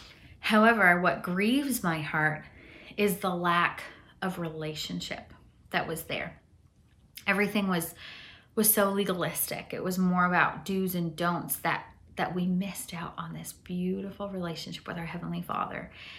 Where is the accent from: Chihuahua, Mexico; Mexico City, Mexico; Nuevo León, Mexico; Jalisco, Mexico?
Chihuahua, Mexico; born there; I grew up in a Mennonite culture. I was born in Chihuahua, Mexico.